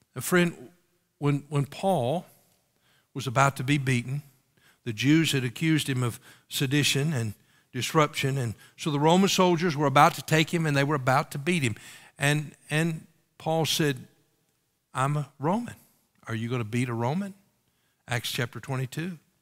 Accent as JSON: {"language": "English", "country": "United States", "said": "as American citizens"}